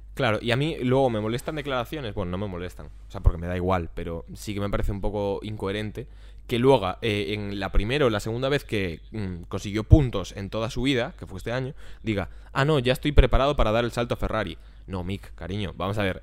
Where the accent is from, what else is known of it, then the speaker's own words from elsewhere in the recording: Vigo, Galicia, Spain; also born or lived in Ourense; yo soy de Vigo, vivo a Vigo